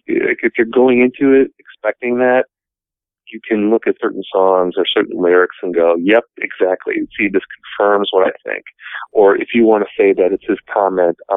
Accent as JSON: {"language": "English", "town": "Appleton", "region": "Wisconsin", "country": "United States", "tie": "born or raised there", "also_born_or_lived": "Milwaukee", "said": "I started working at my hometown paper in 2000, the Appleton Post Crescent"}